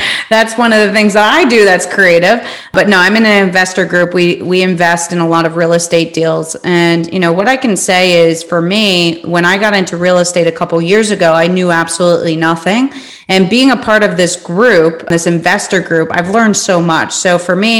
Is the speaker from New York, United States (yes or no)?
yes; New York, United States; I'm from New York